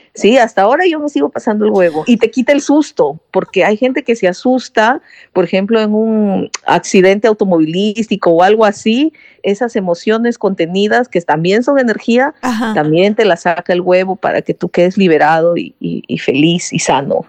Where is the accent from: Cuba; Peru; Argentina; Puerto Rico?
Peru; Lima; moved away; Yo soy de Lima, que es la capital